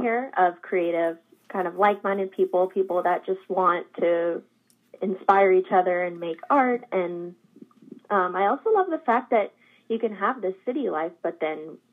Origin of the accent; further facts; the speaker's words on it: Jeffersonville, Vermont, United States; also born or lived in Alaska / New York City; now in Hendersonville, United States; I grew up in Vermont